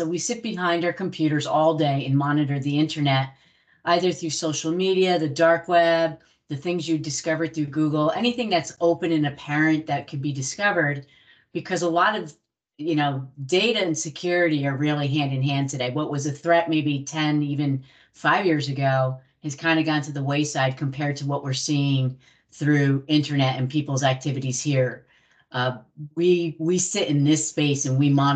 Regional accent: New Jersey, United States; I'm from Jersey.

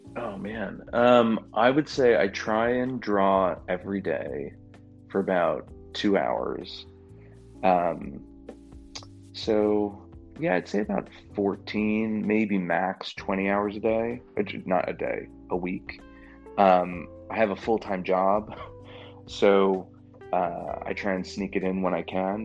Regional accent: just outside of Manhattan, New York, United States; now in Louisville, United States; I'm a New Yorker. I grew up just outside of Manhattan.

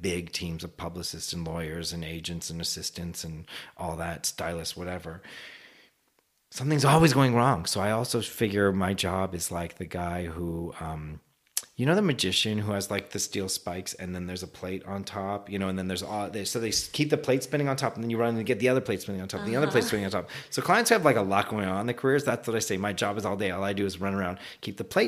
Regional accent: Canada; moved away; I'm originally from Canada

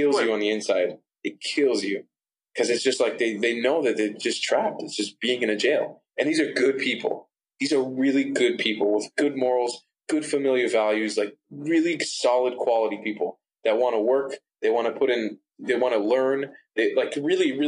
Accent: Miami, Florida, United States; growing up in Miami for a lot of my life

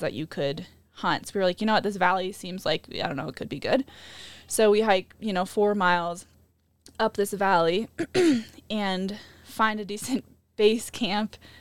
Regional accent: Midwest, United States; growing up in the Midwest

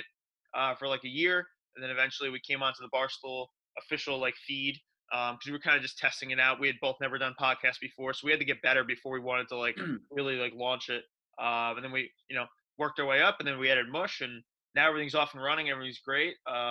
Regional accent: New Jersey, United States; moved away as an adult; now in New York City, United States; I grew up in Central Jersey

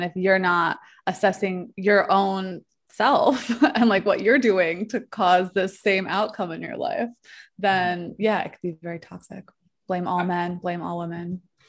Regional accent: New York, United States; accent: New York; now in Mexico; New York, like East Coast.

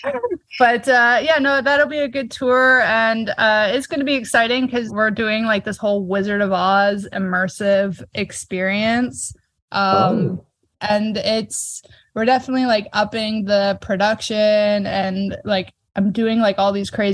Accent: Canada; being a Canadian working for an American band

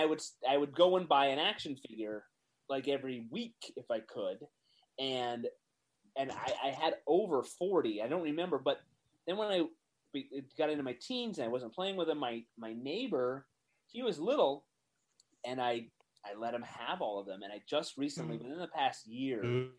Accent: West Virginia, United States; I grew up in West Virginia

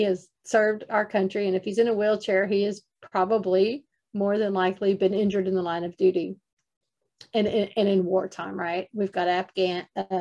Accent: Texas, United States; I'm a Texas girl

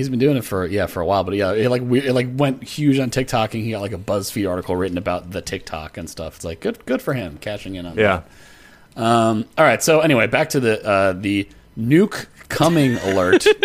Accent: Louisiana, United States; Yeah, we're Cajun.

